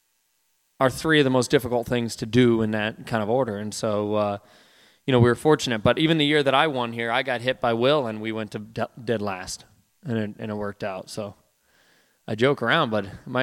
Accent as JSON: {"language": "English", "region": "Midwest", "country": "United States", "tie": "born or raised there", "said": "growing up in the Midwest"}